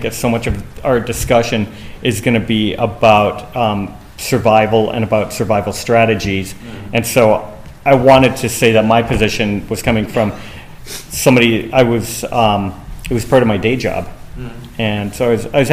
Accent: Los Angeles, California, United States; I'm from Los Angeles

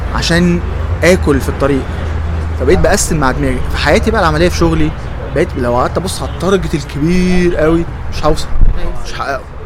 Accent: Egypt; انا من مصر هنا

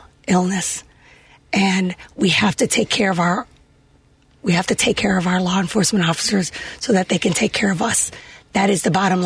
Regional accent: Chicago, Illinois, United States; growing up in Humboldt Park, we would go have our picnics there

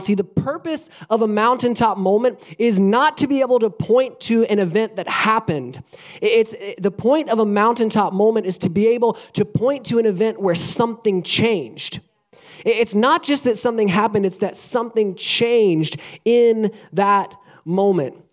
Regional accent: Alabama, United States; moved away as an adult; now in Florida, United States; I grew up in Alabama and I've lived in Florida for the last uh, 14 years or so

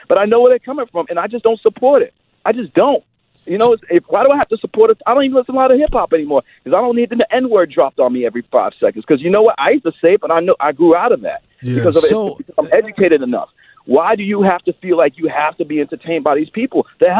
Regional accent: New York, United States; moved away; I'm from New York originally.

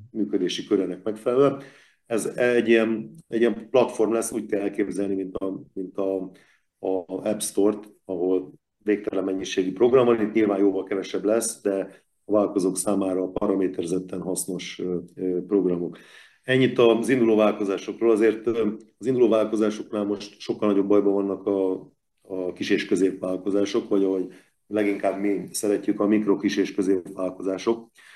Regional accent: Veszprém, Veszprém County, Hungary

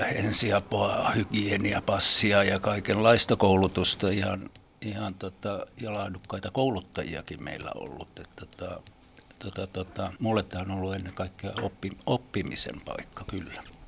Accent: Helsinki, Uusimaa, Finland; olen syntyperäinen helsinkiläinen ja täällä aina asunut

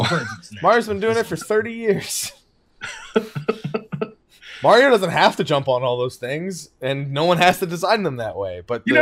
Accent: New Jersey, United States; I'm from New Jersey. I speak with my hands.

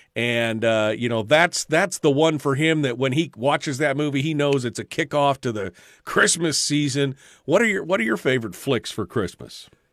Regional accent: Alaska, United States; I'm from Alaska

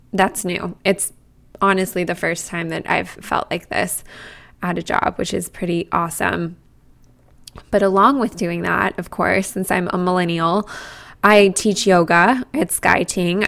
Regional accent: Boulder, Colorado, United States; now in New York, United States; I grew up in Boulder, Colorado, right in front of the Rocky Mountains

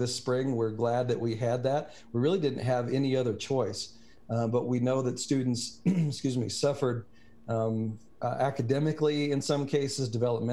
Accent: Kentucky, United States; moved away; I grew up in Kentucky and have deep roots there, all my family is still in Kentucky, mostly in the Glasgow and Metcalf County areas

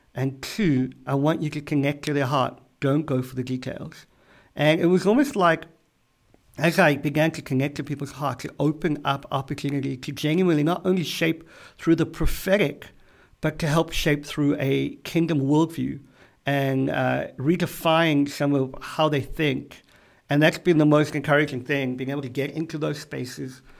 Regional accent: South Africa; moved away as an adult; now in Boston, United States; I am from South Africa.

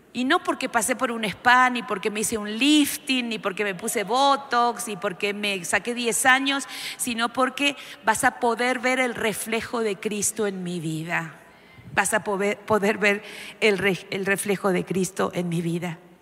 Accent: Argentina

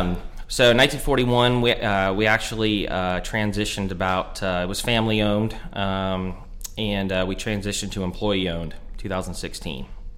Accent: Delray Beach, Florida, United States; moved away as an adult; also born or lived in Fort Lauderdale, Florida / Atlanta, Georgia; now in South Carolina, United States; Fort Lauderdale, which I grew up in. I'm from Delray Beach, Boca Raton area.

